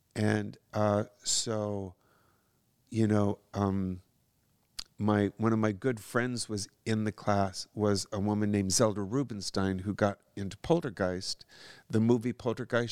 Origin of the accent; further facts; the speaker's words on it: Madison, Wisconsin, Niles, Michigan, Midwest, United States; moved away as an adult; also born or lived in Minneapolis, Minnesota / Trempealeau, Wisconsin; now in California, United States; I was born in Minneapolis, Minnesota, kinda grew up in, um, Madison, Wisconsin, and then, uh, Niles, Michigan